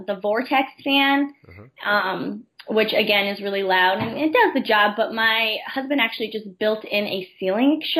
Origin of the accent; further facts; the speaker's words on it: Enfield, Connecticut, United States; I was from Enfield, Connecticut, and then ended up being that I went to high school with her husband